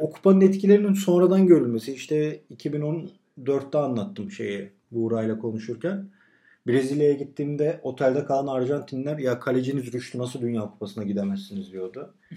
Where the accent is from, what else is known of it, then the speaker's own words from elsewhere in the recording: Turkey; ben Türk'üm